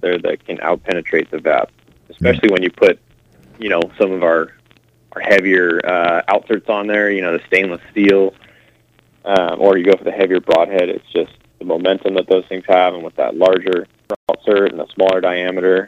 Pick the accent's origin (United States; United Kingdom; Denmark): United States; Northern California; now in San Diego, United States; I grew up in Northern California